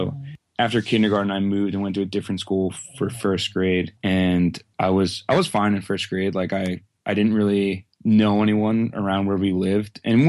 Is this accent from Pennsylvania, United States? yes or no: yes; Quakertown, Pennsylvania, United States; I live in Quakertown, Pennsylvania, which is like basically within like a 20-mile radius of where I currently live my whole life.